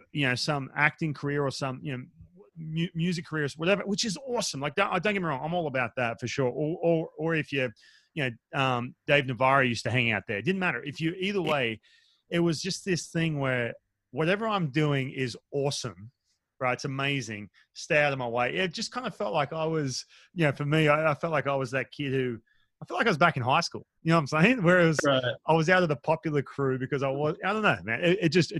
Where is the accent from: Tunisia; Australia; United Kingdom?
Australia; Newcastle, New South Wales; moved away; also born or lived in Los Angeles, United States; I grew up in Australia. I grew up, you know, in a coastal town right on